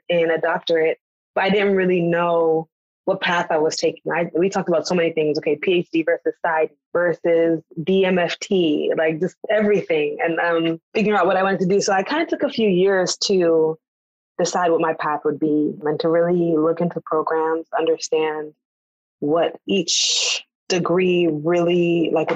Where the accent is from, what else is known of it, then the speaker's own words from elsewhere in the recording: United States; an American-born Black woman from another culture